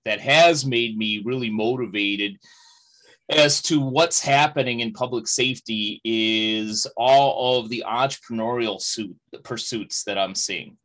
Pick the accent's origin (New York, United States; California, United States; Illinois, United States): Illinois, United States; Chicago; my hometown of Chicago